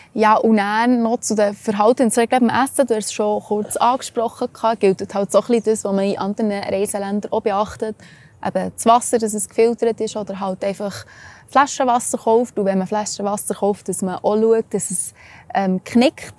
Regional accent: Switzerland; bei uns in der Schweiz

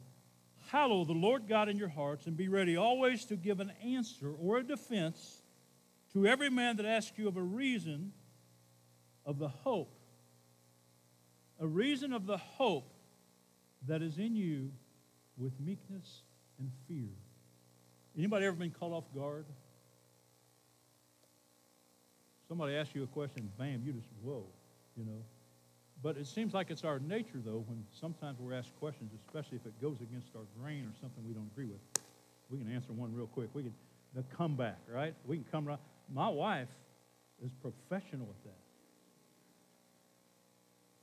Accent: Camden, United States; I'm from Camden.

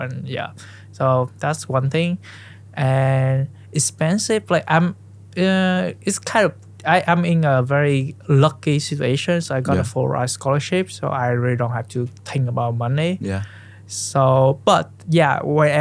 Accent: Central Vietnam, Vietnam; English is a second language; moved away as an adult; also born or lived in Ho Chi Minh City; now in United States; I was born in Central Vietnam, and I went to high school in Ho Chi Minh City

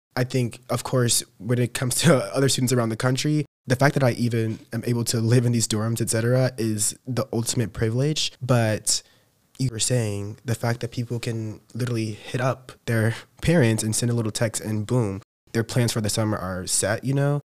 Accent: Kansas City, Missouri, United States; moved away as an adult; I'm from Missouri, Kansas City, Missouri, like that area

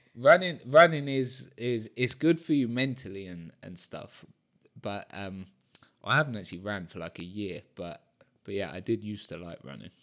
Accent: Brighton, South East England, United Kingdom; moved away as an adult; also born or lived in London; now in Mallorca, Spain; Brighton, uh, my hometown

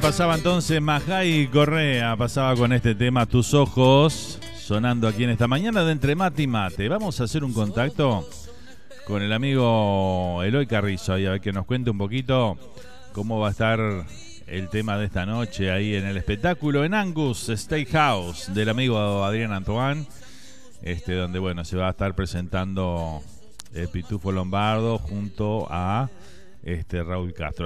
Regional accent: Uruguay; now in Miami, United States; Ya somos así los uruguayos

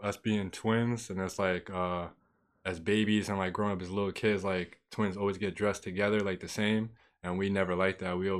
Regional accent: Peekskill, New York, United States; I feel like I played a big part. It's like especially like Peekskill in general, like it's just being like not the city.

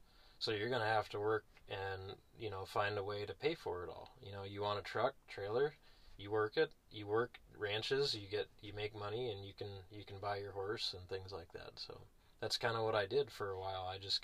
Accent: Los Angeles County, California, United States; also born or lived in Sierra Nevada; growing up near Los Angeles County, the suburbs of Los Angeles County, not really known for horses, but there are a lot of horse ranches there.

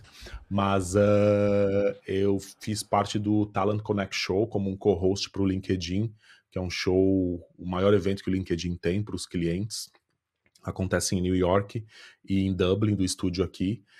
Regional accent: São Paulo, Brazil; accent: Brazilian; moved away as an adult; now in Ireland; vim de São Paulo, sou do Brasil

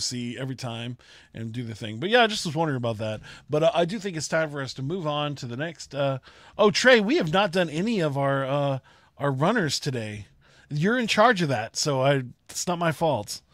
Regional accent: Austin, Texas, United States; I grew up in Austin, and I my first shows were in Austin.

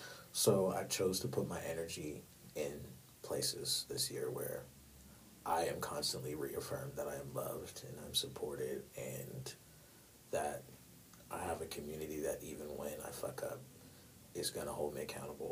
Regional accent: New York, United States; They live in New York. I'm from New York, by the way, y'all. What's up, East Coast?

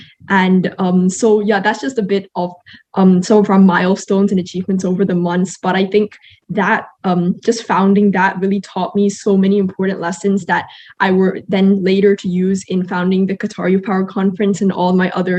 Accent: Malaysia; because as a Malaysian, I also want to use my citizenship as a sort of platform in order to impact more people.

